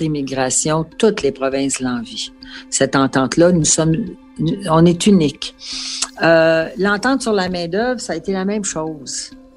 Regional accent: Quebec, Canada; nous sommes québécois et nous sommes fiers de l'être

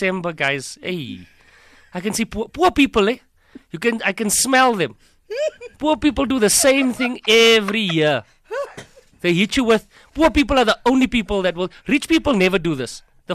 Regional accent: Hankey, Eastern Cape, South Africa; moved away as an adult; I'm from Hankey in the Eastern Cape

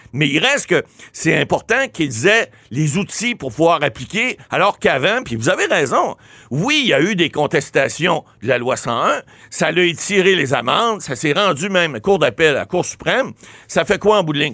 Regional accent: Ottawa, Ontario, Canada; Je suis natif d'Ottawa.

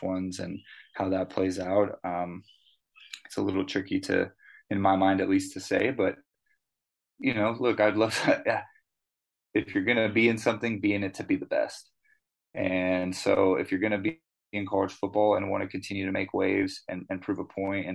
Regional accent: Southern California, United States; growing up in Southern California

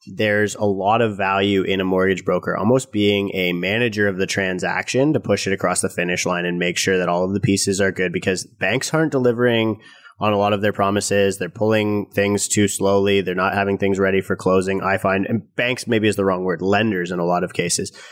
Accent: Canada; us as Canadian real estate investors

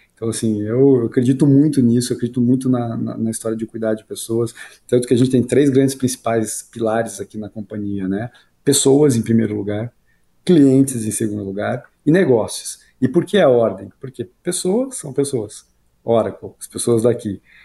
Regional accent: Curitiba, Paraná, Brazil; moved away as an adult; sou de Curitiba, né? Morei lá até os 28, 29 anos

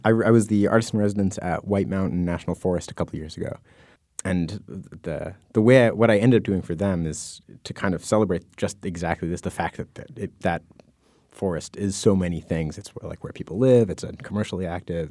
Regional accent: United States; I grew up in the Mass New Hampshire border

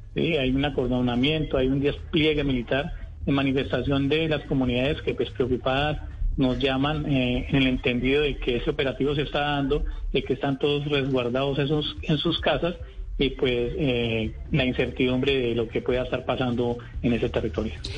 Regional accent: Caldas, Colombia; moved away as an adult; now in Arauquita, Colombia; Yo ya soy arauquiteño de Caldas, pero ya somos eh, arauquiteños por adopción.

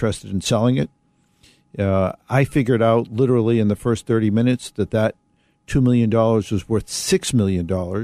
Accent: Boston, Massachusetts, United States; I grew up in Boston, Mass

